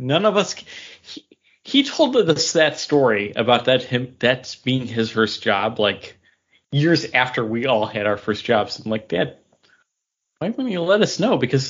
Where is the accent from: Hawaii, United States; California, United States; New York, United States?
New York, United States; Hamburg; a hot dog stand near where I grew up in Hamburg.